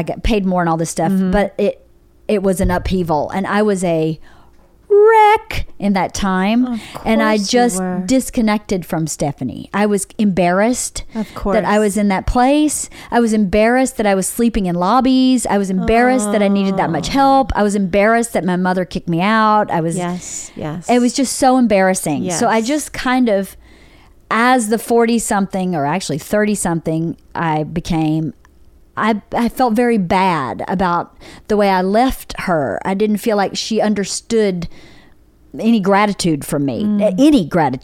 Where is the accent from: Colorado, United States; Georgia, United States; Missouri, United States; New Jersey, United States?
Georgia, United States; moved away as an adult; also born or lived in New York; I'm from Georgia also.